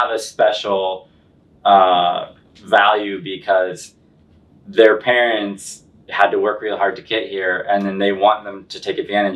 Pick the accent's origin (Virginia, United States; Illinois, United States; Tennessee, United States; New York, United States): Illinois, United States; Central; now in Chicago, United States; I'm from the Central Illinois, so I'm almost exactly halfway between like St. Louis and Chicago.